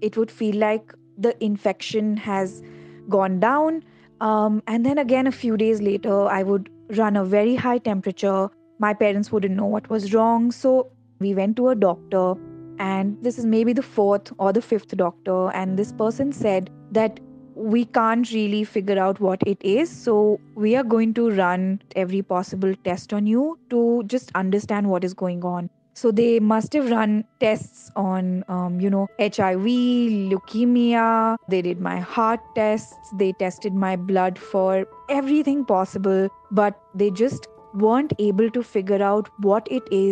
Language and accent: English; Dehradun, Uttarakhand, India; moved away as an adult; now in Delhi, India; I grew up in Dehradun, but I have lived in Delhi for the last 10 to 12 years of my life